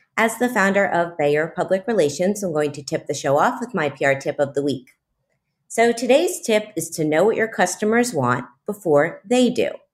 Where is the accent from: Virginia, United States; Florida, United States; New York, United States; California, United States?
Florida, United States; Miami; Miami is my hometown.